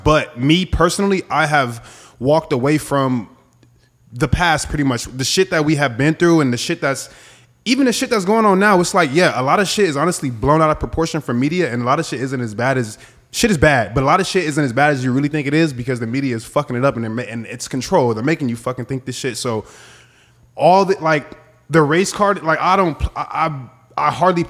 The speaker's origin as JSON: {"language": "English", "town": "Los Angeles", "region": "California", "country": "United States", "tie": "born or raised there", "said": "I grew up in South Central too"}